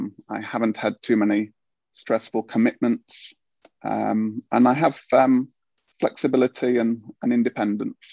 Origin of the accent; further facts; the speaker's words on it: United Kingdom; moved away as an adult; now in Finland; being a Brit here